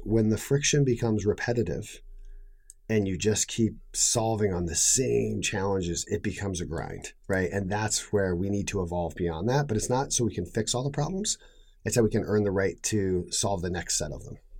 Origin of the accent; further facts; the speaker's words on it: New England, United States; I grew up in New England